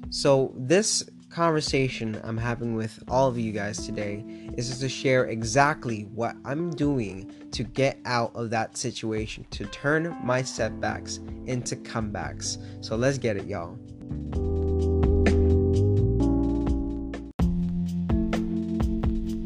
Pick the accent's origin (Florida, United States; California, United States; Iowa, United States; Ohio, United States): Florida, United States; Miami; moved away as an adult; now in Pittsburgh, United States; I'm from South Florida, born and raised in Miami, and now currently living in Pittsburgh, Pennsylvania